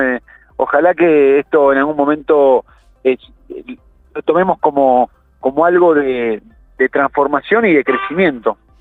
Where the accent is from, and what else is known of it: Argentina